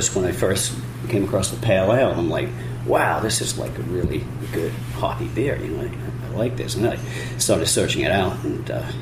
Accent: England, United Kingdom; also born or lived in Eureka, California; now in United States; I was from England, so, you know, I left real ale behind when I moved to the States

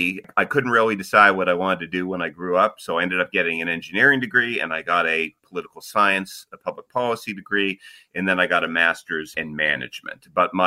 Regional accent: Nantucket, Massachusetts, United States; also born or lived in Maine; now in Washington, United States; I grew up in an interesting community on Nantucket Island

